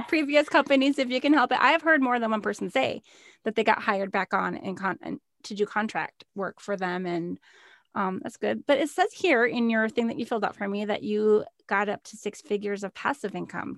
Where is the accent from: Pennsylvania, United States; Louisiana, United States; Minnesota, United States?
Minnesota, United States; moved away as an adult; I moved, um, away to work from home nine hours south of where I grew up in Minnesota